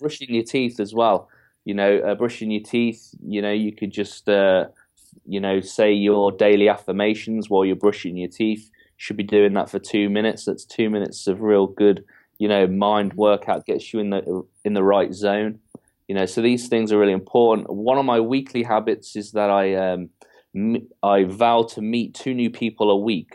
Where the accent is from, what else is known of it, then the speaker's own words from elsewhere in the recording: England, United Kingdom; I'm, I'm fully English